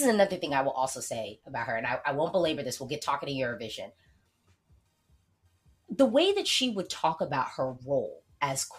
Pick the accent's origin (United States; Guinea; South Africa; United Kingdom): United States; I am American